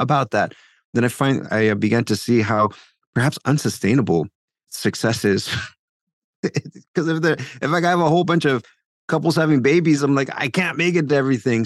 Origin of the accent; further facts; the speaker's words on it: South Texas, United States; now in Paterson, New Jersey, United States; I'm originally from South Texas